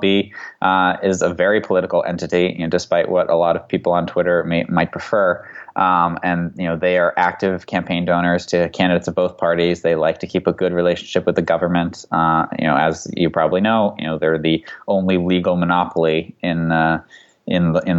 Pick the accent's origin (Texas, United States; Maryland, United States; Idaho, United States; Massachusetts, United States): Massachusetts, United States; Boston; I grew up in Boston in kind of the late 90s, early 2000s era